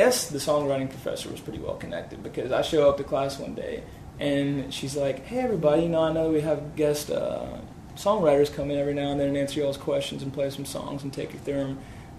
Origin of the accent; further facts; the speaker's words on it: Memphis, Tennessee, United States; I'm from Memphis, so of course I love my Cora Brannon.